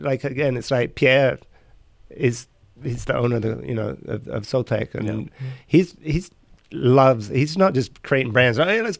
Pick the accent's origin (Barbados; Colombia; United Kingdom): United Kingdom; England; that's why when we came from England and we were accepted.